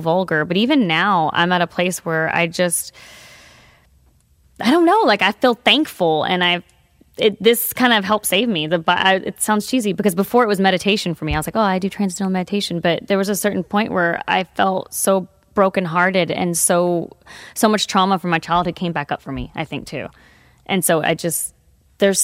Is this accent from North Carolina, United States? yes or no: no; Texas, United States; we're from Texas